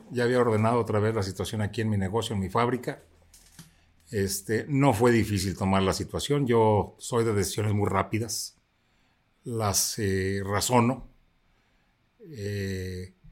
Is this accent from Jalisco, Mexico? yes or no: yes; Zapotlanejo, Jalisco, Mexico; ayudó mucho a mi pueblo, ayudó mucho a Zapotlanejo.